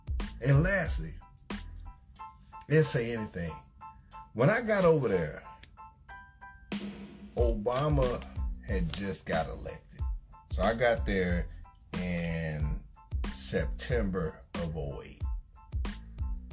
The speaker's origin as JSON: {"language": "English", "town": "Chicago", "region": "Illinois", "country": "United States", "also_born_or_lived": "Arkansas", "moved": "yes", "said": "I'm from Chicago, moved here from Arkansas"}